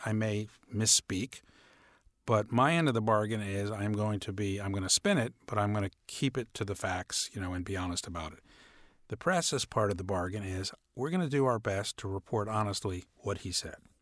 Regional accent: New York, United States; I'm from New York. I grew up a Knicks fan.

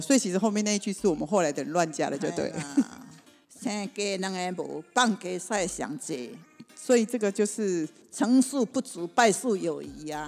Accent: Taiwan; 我们台湾人在使用台语的时候，其实都会觉得很亲近、很放松

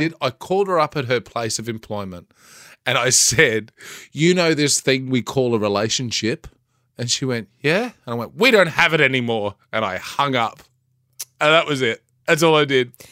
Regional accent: Bundaberg, Queensland, Australia; I grew up in Bundaberg.

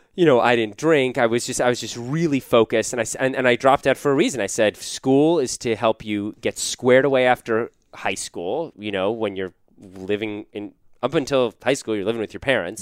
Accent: Washington, District of Columbia, United States; moved away as an adult; also born or lived in Wisconsin; I grew up in Washington, D C

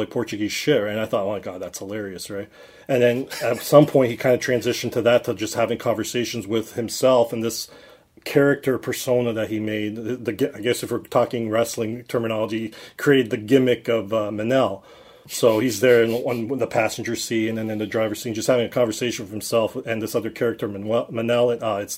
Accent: Cambridge, Ontario, Canada; born and raised in Cambridge, Ontario

